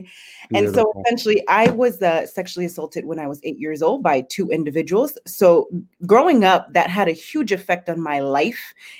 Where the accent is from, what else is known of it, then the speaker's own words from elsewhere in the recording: Palm Coast, Florida, United States; also born or lived in Coral Springs; I was born in Coral Springs, Florida, okay. And I grew up in Palm Coast, Florida.